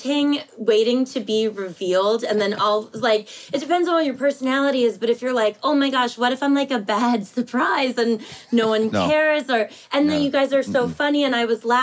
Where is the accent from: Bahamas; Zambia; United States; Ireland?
United States; Milton, Massachusetts; also born or lived in Los Angeles; now in South Coast, Massachusetts, United States; I'm from Milton, Mass